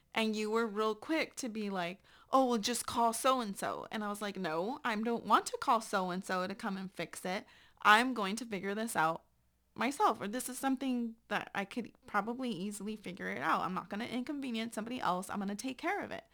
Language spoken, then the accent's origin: English; San Antonio, Texas, United States; moved away as an adult; I up and left my hometown and moved to another country.